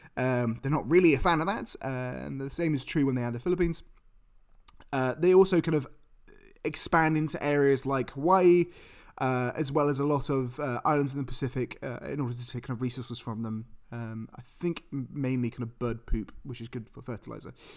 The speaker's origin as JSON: {"language": "English", "country": "United Kingdom", "said": "I'm British"}